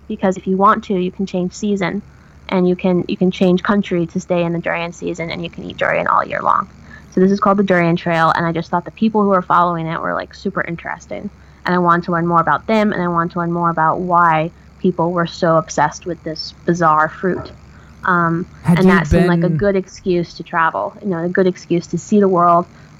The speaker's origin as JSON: {"language": "English", "region": "Oregon", "country": "United States", "said": "I'm originally from Oregon. And we got hit really hard by the recession in the area that I was living at the time."}